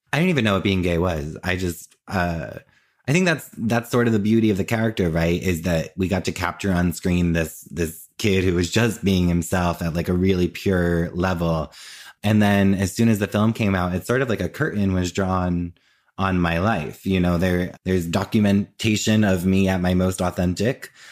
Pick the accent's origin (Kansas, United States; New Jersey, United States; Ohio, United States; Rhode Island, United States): New Jersey, United States; now in New York, United States; I grew up in Jersey and I currently live in New York and I've always lived in New York or New Jersey